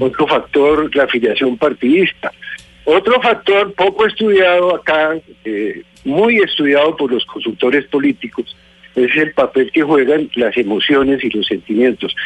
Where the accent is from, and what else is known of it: Colombia